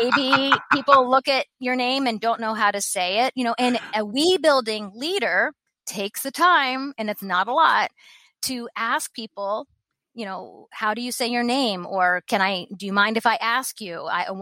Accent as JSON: {"language": "English", "town": "Columbus", "region": "Ohio", "country": "United States", "tie": "born or raised there", "also_born_or_lived": "Japan", "said": "I grew up in the home team in America. I grew up in Columbus, Ohio"}